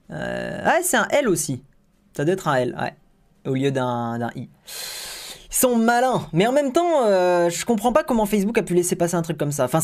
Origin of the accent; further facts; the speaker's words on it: Tunisia; Au fait, chez nous en Tunisie, puisqu'on n'a pas PayPal, on ne peut même pas payer pour Spotify.